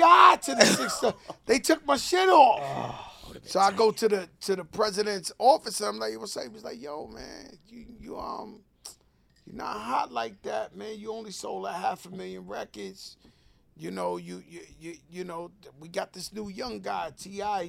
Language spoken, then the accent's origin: English; New York, United States; So I'm so from New York. I'm a member of …, this real boom bap hip hop.